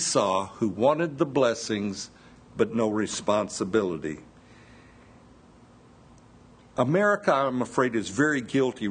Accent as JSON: {"language": "English", "region": "the South", "country": "United States", "tie": "born or raised there", "said": "I was born here in the South, and being a child in the South, you're took to church quite often."}